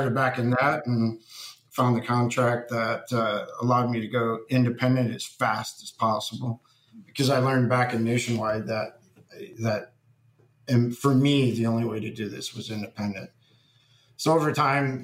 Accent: Fremont, Ohio, United States; I grew up in Fremont, Ohio, which is basically just a small town.

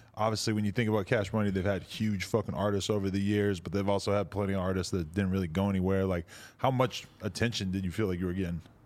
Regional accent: Boston, Massachusetts, United States; I'm from Boston area

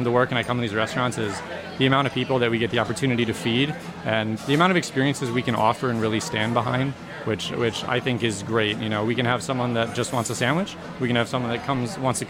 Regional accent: Madison, Wisconsin, United States; moved away; I grew up in the Midwest, in Madison, Wisconsin, where I went to school.

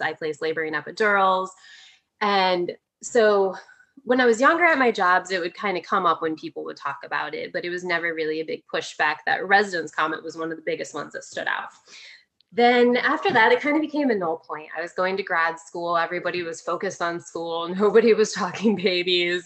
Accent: Midwest, United States; I grew up in the Midwest

